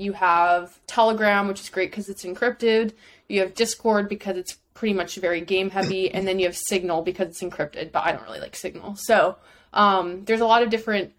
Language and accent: English; Chicago, Illinois, United States; moved away as an adult; now in New York, United States; Born and raised in Chicago